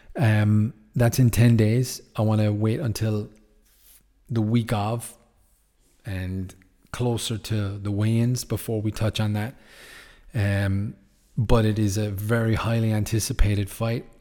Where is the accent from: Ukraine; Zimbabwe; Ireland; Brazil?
Ireland; Yes, I'm from Ireland